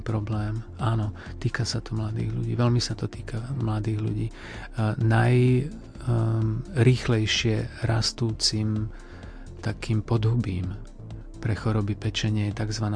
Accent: Žiar nad Hronom, Banská Bystrica Region, Slovakia; Ja pochádzam zo Žiaru nad Hronom

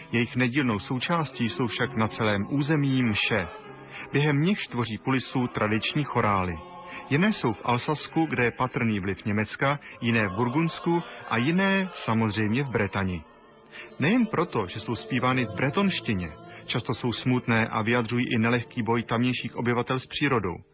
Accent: France; Czech is a second language; u nás ve Francii se o Vánocích obvykle jí to nejlepší, co se euh, najde.

